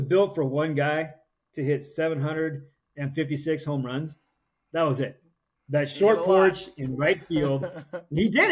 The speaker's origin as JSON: {"language": "English", "area": "Bay Area", "region": "California", "country": "United States", "tie": "born or raised there", "said": "I grew up in the Bay Area"}